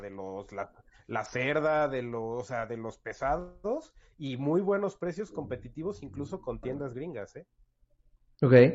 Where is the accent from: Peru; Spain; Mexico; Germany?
Mexico; Toluca, State of Mexico; now in Querétaro, Mexico; yo soy originario de Toluca